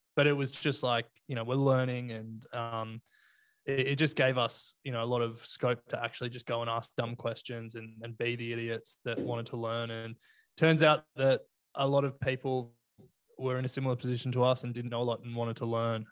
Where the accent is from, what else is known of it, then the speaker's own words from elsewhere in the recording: Sydney, New South Wales, Australia; also born or lived in Canberra / Melbourne; I grew up in Sydney